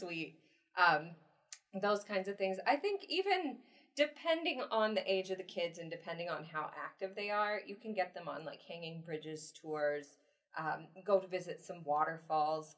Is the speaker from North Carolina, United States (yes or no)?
yes; North Carolina, United States; moved away as an adult; now in Costa Rica; I am from North Carolina